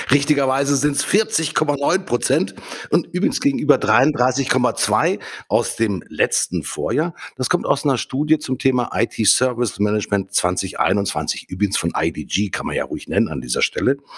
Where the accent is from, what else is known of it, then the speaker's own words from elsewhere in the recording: Hamburg, Germany; Ich komme aus Hamburg.